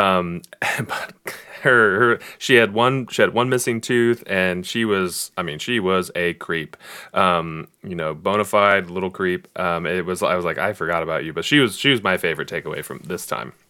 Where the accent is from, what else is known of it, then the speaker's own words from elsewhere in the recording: Bella Vista, Arkansas, United States; I was in the single wide area of Bella Vista